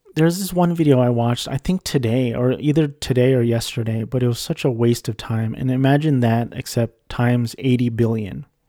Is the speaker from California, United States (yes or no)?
yes; Orange County, California, United States; I was raised in Orange County, California